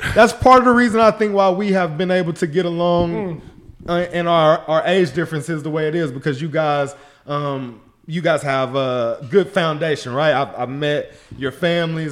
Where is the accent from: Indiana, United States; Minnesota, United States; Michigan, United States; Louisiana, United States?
Louisiana, United States; Shreveport; I grew up in Shreveport, Louisiana